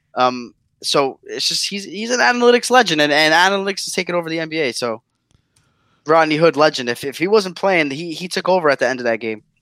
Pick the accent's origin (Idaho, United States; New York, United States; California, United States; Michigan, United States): New York, United States; I'm a guy from New York